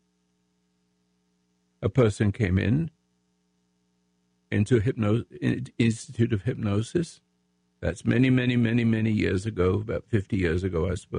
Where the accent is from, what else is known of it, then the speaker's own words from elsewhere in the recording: England, United Kingdom; moved away as an adult; now in United States; I'm American. I'm in English, but I'm an American, patriot right now, if I may say so. And I've been in the military in the Royal Sussex Regiment in England during the World War.